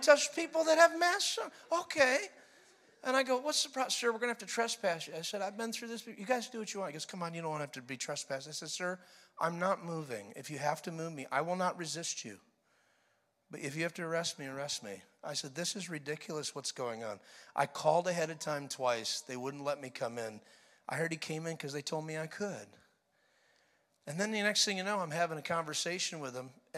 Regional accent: New York, United States; moved away as an adult; now in Florida, United States; I was born and raised in New York, baby. 21 years born and raised. Then I moved to Florida

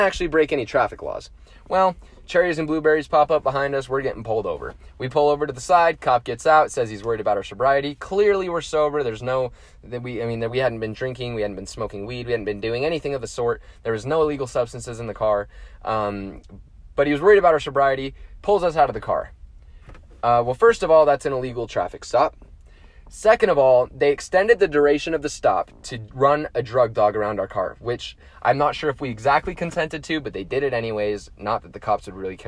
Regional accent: Utah, United States; as a Utahn and as an American citizen

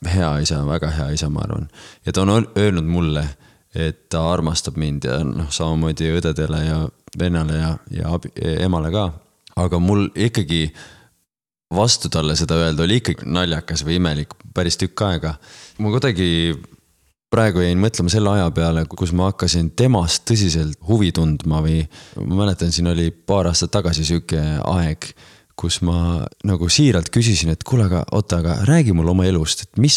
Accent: Estonia

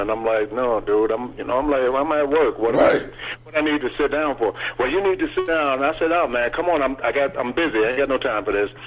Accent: New York, United States; moved away; growing up in New York, we used to be in the train station and stuff and singing

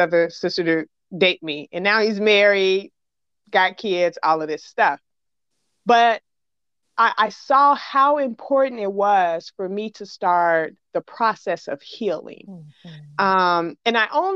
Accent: Chicago, Illinois, United States; I'm from Chicago.

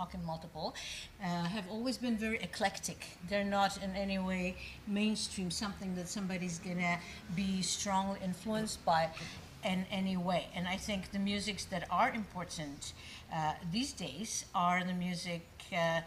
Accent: Prague, Czechia; moved away; I am Czech by birth. I was born in Prague

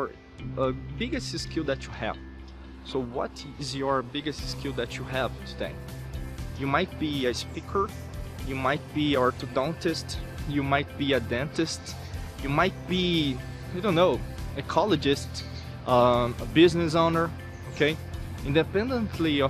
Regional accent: Brazil; I'm from Brazil

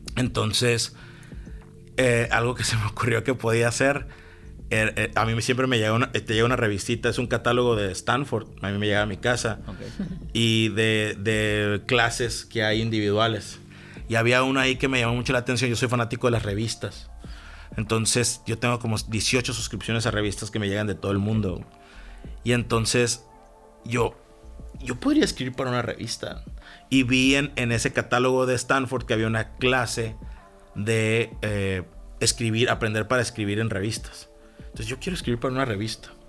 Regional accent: Mexico; moved away; also born or lived in Baja California / San Francisco; como mexicanos

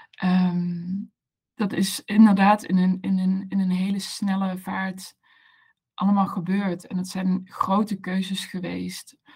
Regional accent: Maastricht, Limburg, Netherlands; also born or lived in Amsterdam; now in Maastricht, Netherlands; Ik ben een Maastrichtse. Ik kom uit het, het zuidelijke puntje van, van het mooie land, land Nederland.

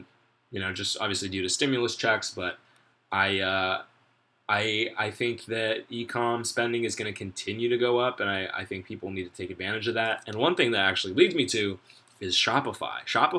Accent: Orange County, California, United States; just in Orange County alone, 19,247 confirmed cases, 363 deaths. And that's my hometown

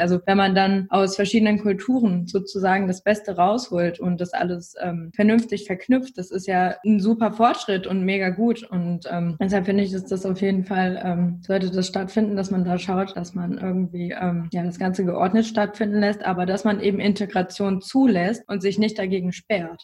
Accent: Northeim, Lower Saxony, Germany; Ich komme ja selber aus Nordheim, das ist in der Nähe von Göttingen

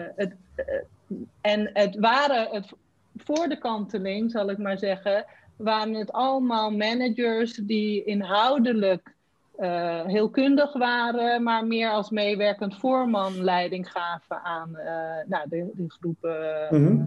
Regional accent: Randstad, Netherlands; ik kwam uit de Randstad

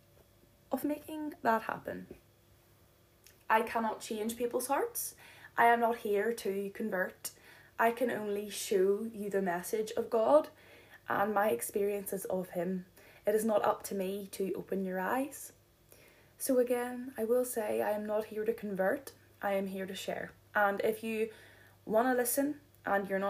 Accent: Donaghadee, Northern Ireland, United Kingdom; moved away as an adult; now in Belfast, United Kingdom; right now we are living in the centre of Belfast. However, I am from Donaghadee, and boy, do I miss the sea and the lighthouse

